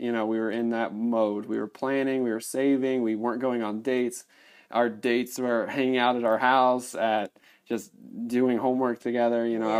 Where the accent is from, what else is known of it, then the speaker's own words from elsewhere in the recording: Indiana, United States; As many of you know, my wife is from Congo, and I am not. I am from Indiana.